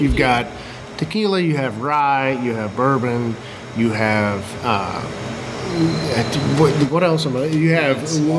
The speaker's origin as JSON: {"language": "English", "region": "Kentucky", "country": "United States", "said": "I'm from Kentucky."}